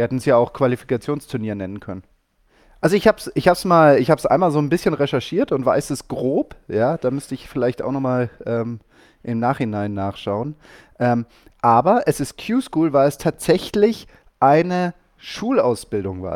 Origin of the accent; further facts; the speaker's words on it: Germany; bei uns in Deutschland